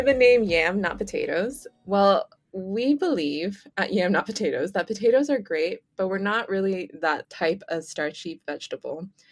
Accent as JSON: {"language": "English", "country": "Canada", "tie": "born or raised there", "said": "I'm born and raised in Canada"}